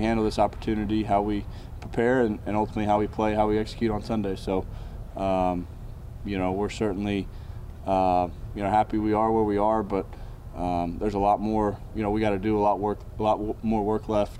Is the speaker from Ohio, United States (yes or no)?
no; Charlotte, North Carolina, United States; growing up in Charlotte when the Panthers went to the Super Bowl in 2004, I remember that.